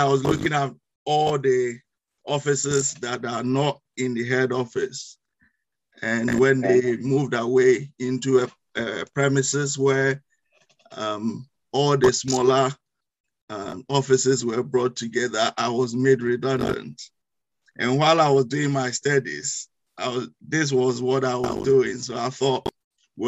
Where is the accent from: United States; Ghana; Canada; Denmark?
Ghana; moved away as an adult; now in United Kingdom; as you may notice from my accent, I'm not originally from UK. I'm from West Africa, in Ghana.